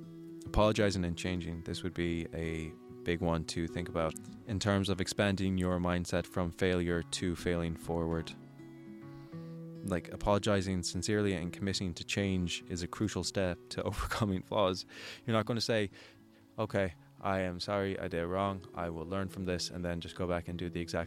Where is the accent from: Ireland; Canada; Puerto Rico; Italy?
Ireland; accent: American; I have such a thick American accent and I'm from Ireland and I'm making all these Irish videos.